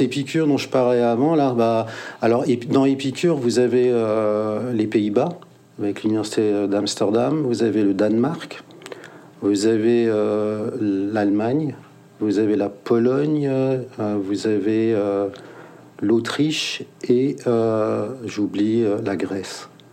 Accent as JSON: {"language": "French", "town": "Mulhouse", "region": "Grand Est", "country": "France", "tie": "born or raised there", "said": "je suis né à Mulhouse"}